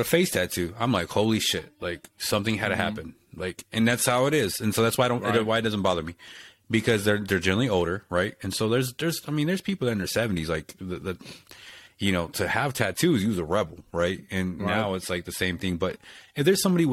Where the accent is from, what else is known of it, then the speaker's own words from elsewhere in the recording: Texas, United States; I'm from Texas